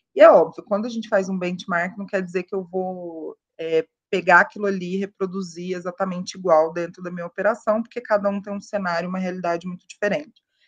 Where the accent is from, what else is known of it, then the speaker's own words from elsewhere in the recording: Uberaba, Minas Gerais, Brazil; moved away as an adult; also born or lived in São Paulo; estava lá em Uberaba, né? Eu sou de Minas, interior, aquela coisa, aquela, aquele tédio